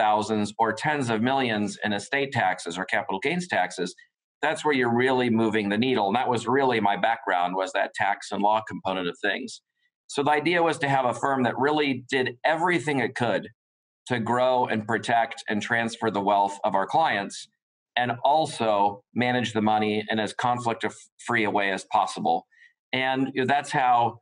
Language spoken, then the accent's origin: English; United States; born or raised there